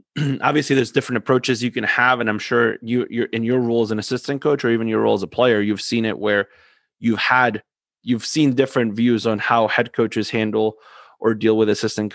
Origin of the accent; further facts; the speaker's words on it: Argentina; moved away; I'm from Argentina